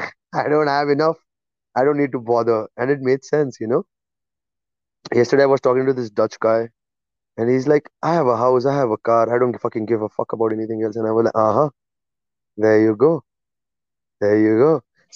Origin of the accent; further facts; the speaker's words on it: England, United Kingdom; I'm English. I'm telling you.